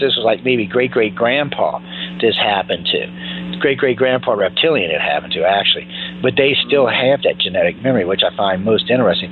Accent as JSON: {"language": "English", "town": "New Orleans", "region": "Louisiana", "country": "United States", "tie": "born or raised there", "said": "I was raised in Louisiana, uh, in New Orleans, and I was raised hardcore Catholic"}